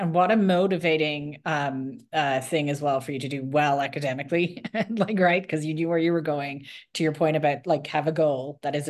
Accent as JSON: {"language": "English", "country": "Ireland", "first_language": "English", "moved": "yes", "lives_now": "United States", "said": "I was obviously came from Ireland, very different. English is our first language."}